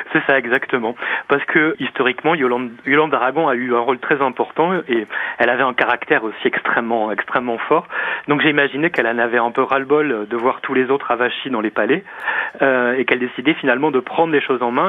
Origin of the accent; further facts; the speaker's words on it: the South, southern France, France; oui, je viens du Sud